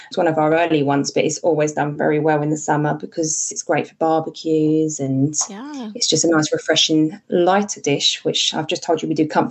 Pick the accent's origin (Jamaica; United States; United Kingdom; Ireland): United Kingdom; we are British